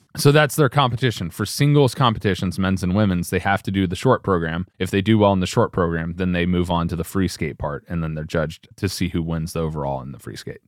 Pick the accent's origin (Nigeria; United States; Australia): United States; Us Americans